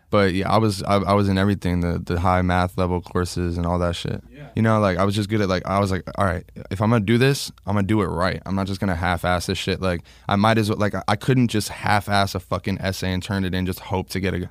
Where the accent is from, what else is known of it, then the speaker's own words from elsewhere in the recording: Long Island, New York, United States; moved away; I was born in Long Island